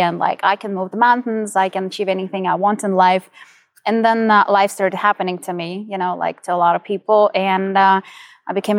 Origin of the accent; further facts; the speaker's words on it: Ukraine; moved away as an adult; now in United States; So I'm originally from Ukraine. I was born and raised there. I'm only 13 years in the United States.